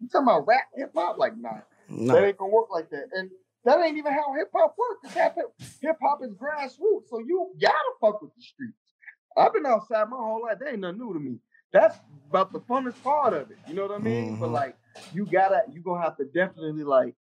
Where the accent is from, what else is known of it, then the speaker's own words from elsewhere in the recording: Chicago, Illinois, United States; moved away as an adult; now in Arizona, United States; I'm from Chicago. That's always the numero uno. But I'm from AZ. I'm in AZ, and this is the crib.